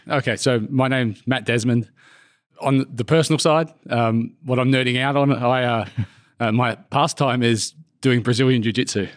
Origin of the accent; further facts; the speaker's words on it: Brisbane, Queensland, Australia; moved away as an adult; also born or lived in United Kingdom / Switzerland; my hometown drew me back. So I went to Brisbane